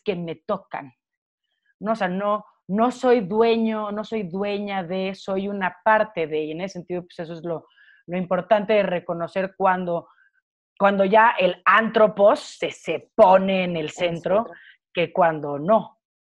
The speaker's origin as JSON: {"language": "Spanish", "country": "Mexico", "said": "siendo mexicana, habiendo estado casi toda mi vida en, bueno, hasta, hasta la media superior"}